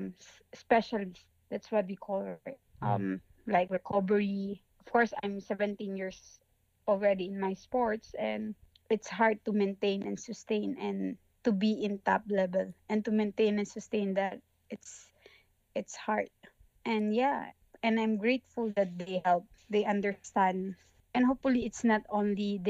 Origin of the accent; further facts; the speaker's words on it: Philippines; from Philippines, representing Philippines in weightlifting